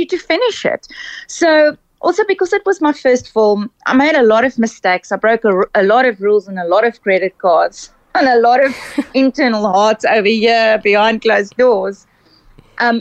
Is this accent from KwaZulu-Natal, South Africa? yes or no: no; Cape Town, Western Cape, South Africa; I'm from Cape Town.